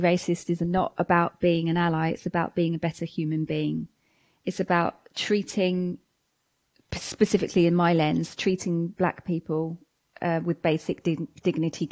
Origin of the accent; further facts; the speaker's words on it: Watford, East of England, United Kingdom; I grew up in Hertfordshire. I mean, in Watford, Hertfordshire specifically.